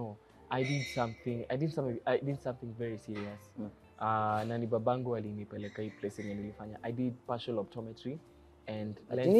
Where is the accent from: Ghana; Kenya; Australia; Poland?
Kenya; Nyeri, Nyeri County; also born or lived in Mombasa; Nilisomea Nyeri, my high school was in Nyeri, my primary school was in Nyeri. Oh. Yeah, so Nyeri ni my hometown.